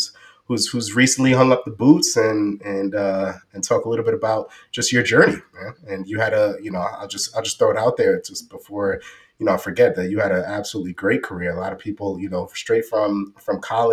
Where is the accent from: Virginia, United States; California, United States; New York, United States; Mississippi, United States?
New York, United States; New York City; growing up in New York City